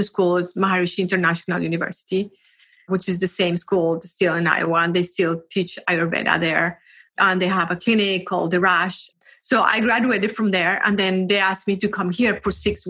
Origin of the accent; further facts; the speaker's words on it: Colombia; I am from Colombia. I actually went to school in Colombia, and then I went to college in Colombia.